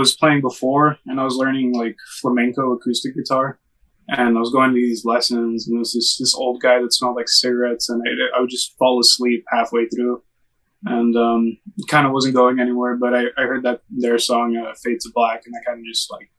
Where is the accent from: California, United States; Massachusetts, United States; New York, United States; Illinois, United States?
California, United States; Los Angeles; I've lived in LA my whole life. I was born on the West Side, lived there for about 2 years. Obviously don't remember much, but when I was around 2 or 3, my parents moved to Highland Park, which is where I'm still